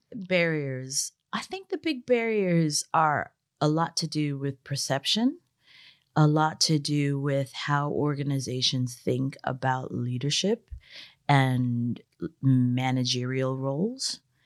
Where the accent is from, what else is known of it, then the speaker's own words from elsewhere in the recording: United States; I grew up working class in America.